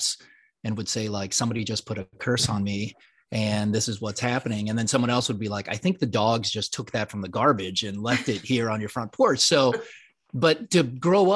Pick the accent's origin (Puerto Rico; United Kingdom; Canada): Puerto Rico; I was born in Puerto Rico